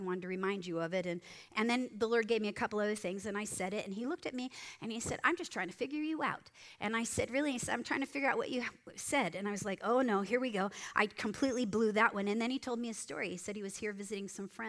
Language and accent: English; Moorpark, California, United States; I'm sitting in Moorpark in the Starbucks in Moorpark. In my hometown